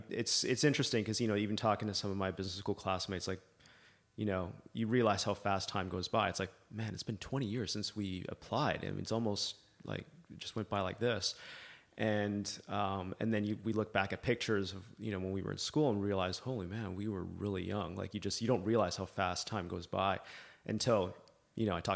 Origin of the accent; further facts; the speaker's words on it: Libya; also born or lived in Canada; I'm Canadian originally. Uh, grew up in Libya, out of all places. Um, obviously, now it's not what it used to be.